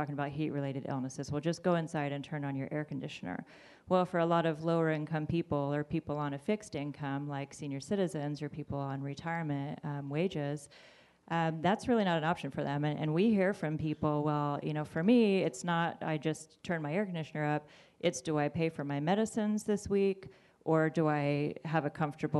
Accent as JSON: {"language": "English", "town": "Great Bend", "region": "Kansas", "country": "United States", "tie": "born or raised there", "also_born_or_lived": "Lawrence, Kansas", "said": "I grew up in Great Bend"}